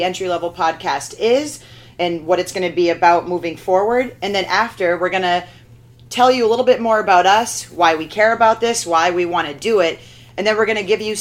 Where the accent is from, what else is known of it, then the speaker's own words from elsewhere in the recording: Southern Maine, United States; moved away as an adult; also born or lived in Vermont / San Francisco; now in Boston, United States; grew up in Southern Maine